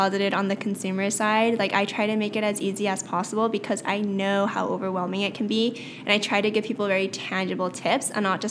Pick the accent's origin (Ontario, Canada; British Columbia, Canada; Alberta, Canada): British Columbia, Canada; Vancouver; I was born and raised in Vancouver.